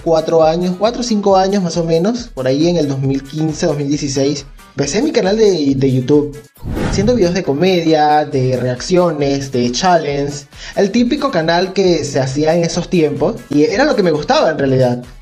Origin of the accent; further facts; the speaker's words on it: Venezuela; moved away as an adult; como diríamos en Venezuela